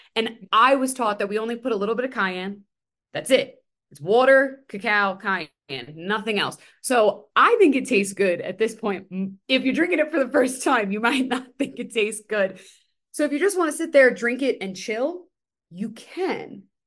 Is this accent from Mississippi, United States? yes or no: no; New York City, New York, United States; I'm from Staten Island.